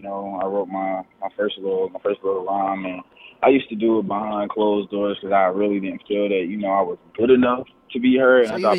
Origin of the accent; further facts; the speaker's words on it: Newark, New Jersey, United States; now in High Point, United States; I moved to High Point. I moved to High Point, North Carolina in 2005. So that's where I currently live.